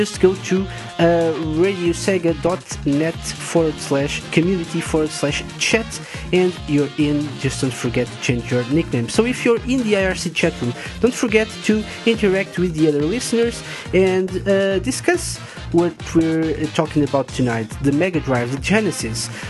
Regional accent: Portugal; I'm from Portugal

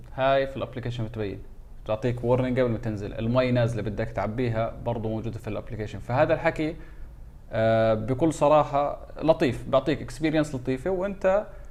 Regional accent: Jordan; عندنا في الاردن

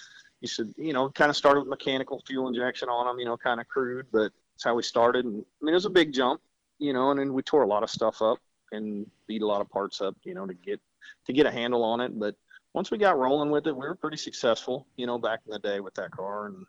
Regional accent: Jefferson City, Missouri, United States; I'm from Jefferson City, Missouri

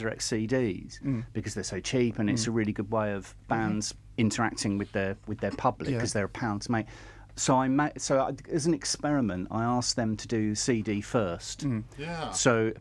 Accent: Staines, South East England, United Kingdom; none in my hometown. I can walk unmolested through Staines

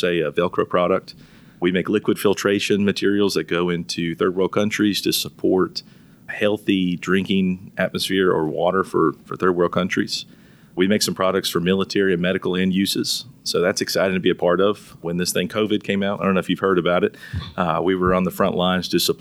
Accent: Charlotte, North Carolina, United States; I'm from Charlotte originally

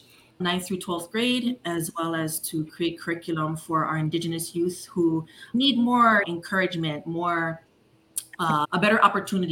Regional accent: Kuau, Hawaii, United States; moved away as an adult; also born or lived in Oahu, Hawaii / Chicago, Illinois; I'm from Kuau Maui. For those of you that don't know where that's at, it's like on your way to Hana. So it's on the northern part of the Maui Island. So born and raised there

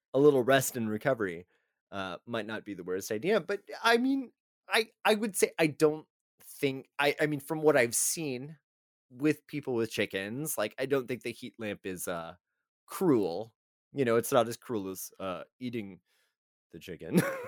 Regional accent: Texas, United States; we are both from Texas

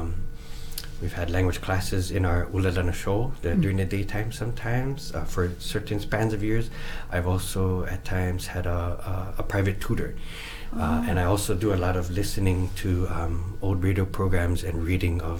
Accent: Leeward Oahu, Hawaii, United States; also born or lived in Riverside, California; I grew up in Leeward Oahu, in the towns of Makakilo, Nanakuli, and Ma'ili

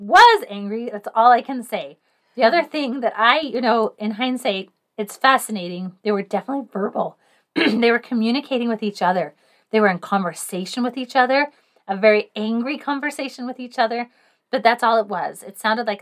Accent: England, United Kingdom; I am English

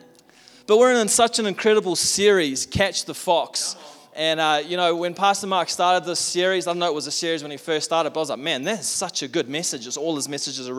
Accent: South Africa; also born or lived in Tauranga, New Zealand; now in Taupo, New Zealand; I'm from South Africa

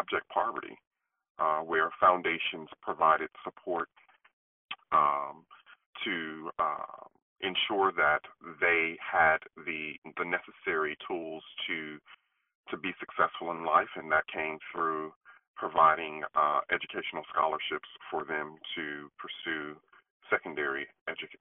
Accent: Fayette, Mississippi, United States; So I'm a Mississippi native, born and raised in a small town right outside of Natchez, Mississippi, called Fayette, Mississippi

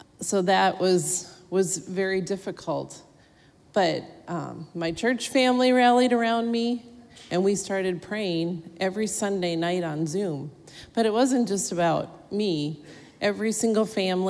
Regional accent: Minnesota, United States; I'm a Minnesotan, and my family lives there.

